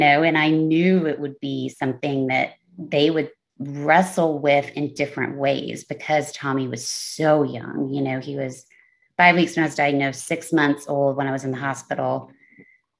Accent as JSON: {"language": "English", "region": "Texas", "country": "United States", "tie": "born or raised there", "also_born_or_lived": "Los Angeles, California", "moved": "as an adult", "said": "I am 43 years old and live in Texas"}